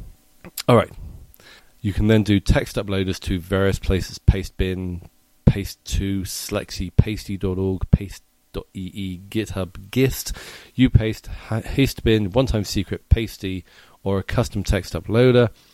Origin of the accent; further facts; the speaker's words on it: England, United Kingdom; now in United States; as an Englishman living in America